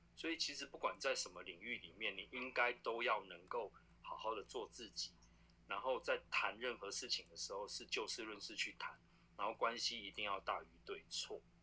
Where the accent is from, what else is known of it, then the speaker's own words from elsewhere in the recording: central and southern Taiwan, Taiwan; 我是，我是中南部人，然后因为我们的政府把一些重工业全部丢到就是中南部去，所以我们中南部就是既是农业县，然后空气又很差